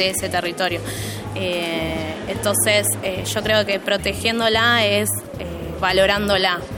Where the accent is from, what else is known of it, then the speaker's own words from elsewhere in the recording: Avellaneda, Buenos Aires Province, Argentina; eh, tengo 29 años, eh, soy de acá de Avellaneda, de Piñeiro, eh, estudio gestión cultural y en la Universidad de Avellaneda.